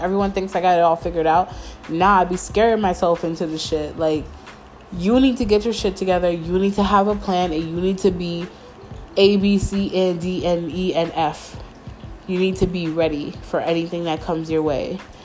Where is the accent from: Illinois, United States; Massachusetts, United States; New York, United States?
New York, United States; Mount Vernon; moved away as an adult; now in Stanford, United States; I feel like I didn't have a home in Mount Vernon, where I'm from. Like I don't have a home in my hometown